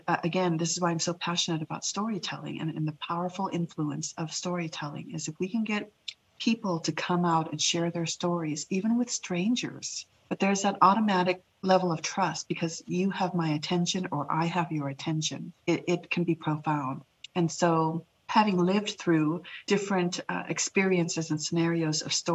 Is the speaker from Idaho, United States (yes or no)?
yes; Boise, Idaho, United States; English is a second language; also born or lived in Laos; My personal journey as a young refugee child navigating through two cultures in Boise, Idaho, actually three cultures, right? My own, the Lao culture, my origin culture, being Idahoan